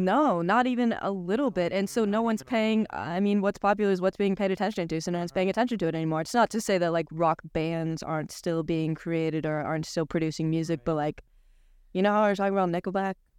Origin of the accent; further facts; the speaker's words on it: Washington, United States; now in New York, United States; I'm from Washington State